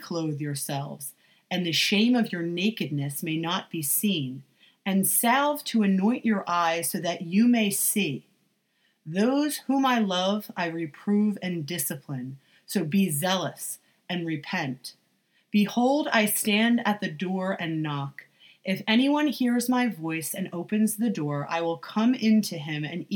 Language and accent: English; United States; as American Christians